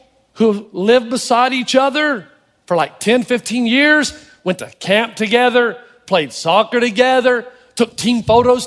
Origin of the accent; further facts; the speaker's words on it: the South, United States; I'm from the South. I'm related to people who thought slavery was a good idea